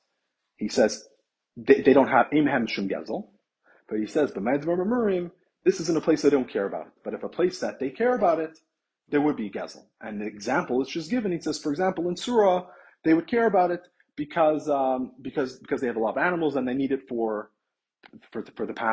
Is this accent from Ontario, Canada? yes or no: yes; Toronto, Ontario, Canada; I'm from Toronto